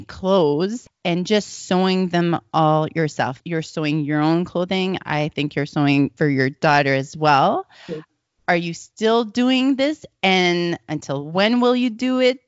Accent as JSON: {"language": "English", "region": "Alberta", "country": "Canada", "said": "I'm from Alberta."}